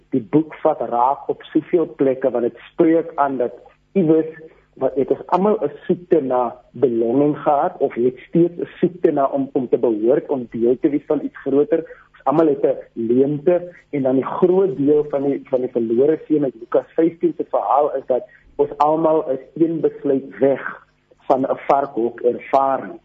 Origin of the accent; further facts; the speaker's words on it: Grabouw, Western Cape, South Africa; Ek het in Grabouw groot geword